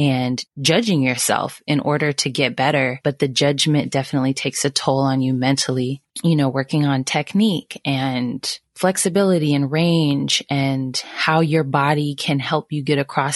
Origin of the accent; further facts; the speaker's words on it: Sacramento, California, United States; now in Dallas, United States; I'm originally from Sacramento, California. I currently live in Dallas.